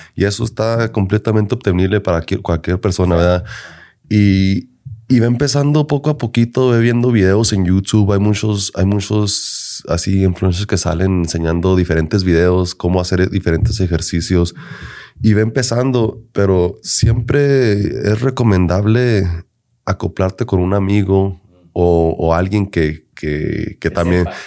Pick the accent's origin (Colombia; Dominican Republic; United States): United States; Denver, Colorado; yo soy nacido aquí en Denver, Colorado.